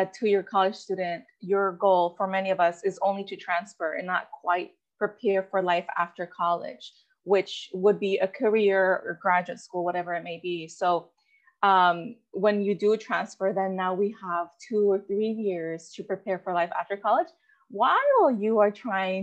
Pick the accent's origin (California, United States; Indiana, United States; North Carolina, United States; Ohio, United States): California, United States; Goleta; first language Spanish; English is a second language; also born or lived in Mexico / Santa Barbara; I grew up surrounded by college students. I grew up in Goleta